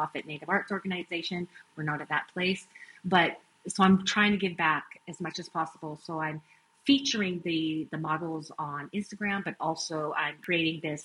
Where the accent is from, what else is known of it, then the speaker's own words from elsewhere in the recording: Siksika Nation, Alberta, Canada; now in United States; I'm from Siksika Nation. That's Blackfoot. That's just above Montana